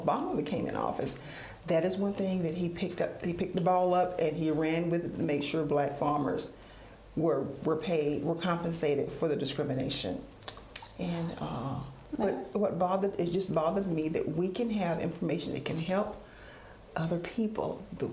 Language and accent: English; Duplin County, North Carolina, United States; I grew up in Duplin County, 40 minutes from the beach